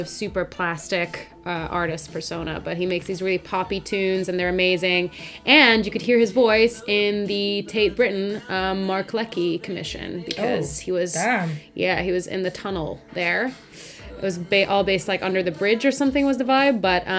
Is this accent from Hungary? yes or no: yes; Hungary; English is a second language; now in London, United Kingdom; I'm from Hungary. Moved to London about 5 years ago. And even though my accent doesn't sound like any of those things, but I sort of got it from YouTube videos